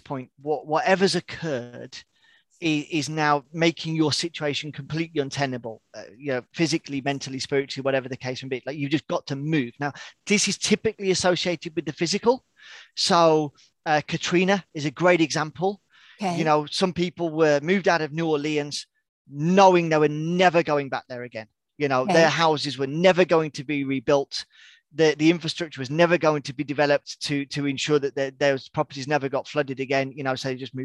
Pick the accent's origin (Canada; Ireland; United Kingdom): United Kingdom; also born or lived in far north of Sweden; now in Sweden; obviously I'm British, but I live in the far north of Sweden